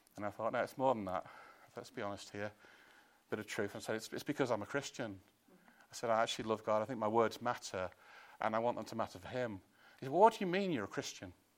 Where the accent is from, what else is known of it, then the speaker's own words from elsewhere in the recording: Chester, North West England, United Kingdom; I come from Chester